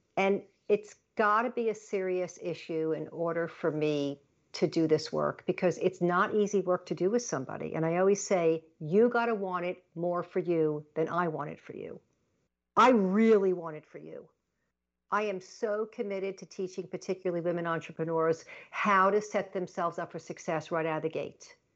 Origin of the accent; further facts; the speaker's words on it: Long Island, New York, United States; also born or lived in Baltimore, Maryland; I was born in Baltimore, Maryland, but I grew up in Long Island, New York.